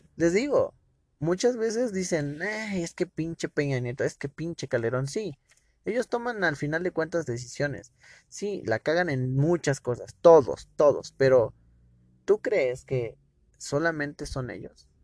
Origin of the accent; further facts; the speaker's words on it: Mexico; como ciudadano mexicano